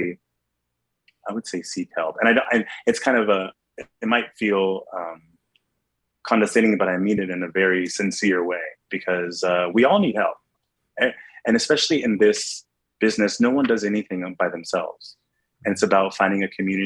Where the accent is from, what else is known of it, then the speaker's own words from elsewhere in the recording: New York City, New York, United States; being a New Yorker who works in Times Square